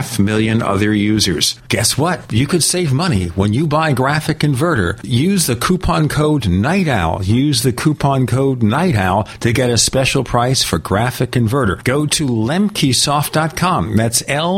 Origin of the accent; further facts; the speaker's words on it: New York City, New York, United States; now in Phoenix, United States; I'm from Brooklyn